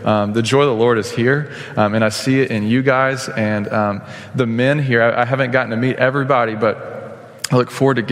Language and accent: English; Stephenville, Texas, United States; moved away as an adult; now in Oklahoma, United States; I grew up in Stephenville, Texas on a dairy farm.